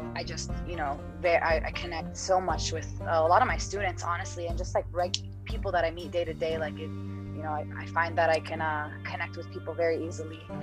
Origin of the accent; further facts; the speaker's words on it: East Coast, United States; I I grew up on the East Coast